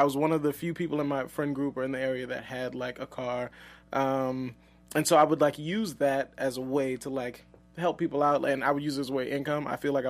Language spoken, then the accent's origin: English; New Orleans, Louisiana, United States; moved away as an adult; also born or lived in Houston, Texas; now in Los Angeles, United States; I'm from New Orleans, Louisiana originally.